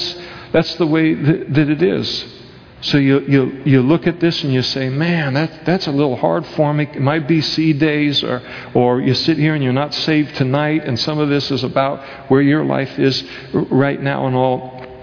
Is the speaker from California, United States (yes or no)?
yes; Napa, California, United States; where I was raised in Napa, California